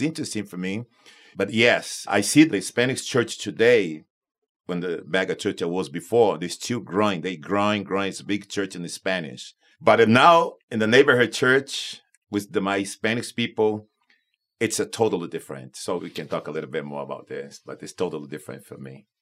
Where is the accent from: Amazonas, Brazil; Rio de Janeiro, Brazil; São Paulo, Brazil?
Amazonas, Brazil; Manaus; moved away as an adult; also born or lived in Mexico City, Mexico / Tucson, Arizona / South Florida; now in Florida, United States; I, born in Brazil